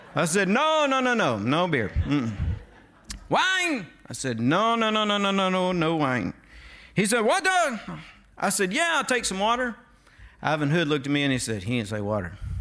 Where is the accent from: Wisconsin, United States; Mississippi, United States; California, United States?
Mississippi, United States; North; I was from North Mississippi.